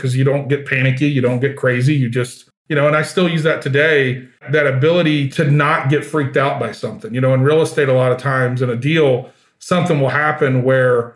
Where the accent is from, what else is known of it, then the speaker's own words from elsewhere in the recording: Georgia, United States; moved away as an adult; I grew up in Georgia.